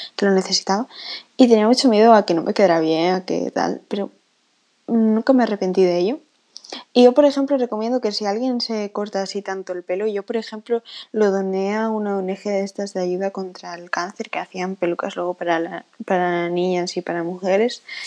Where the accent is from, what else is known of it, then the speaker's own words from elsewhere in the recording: Spain; accent: Spanish; ya se sabe que soy española por el acento, creo, pero no voy a decir de qué parte